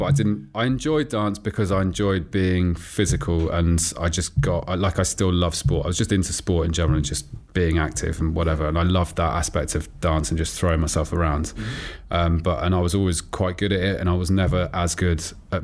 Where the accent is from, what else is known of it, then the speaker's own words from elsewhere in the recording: Oxford, South East England, United Kingdom; also born or lived in Tooting, London; I was born in Tooting, but then my folks moved to Oxford when I was about 4 or 5. So I grew up in Oxford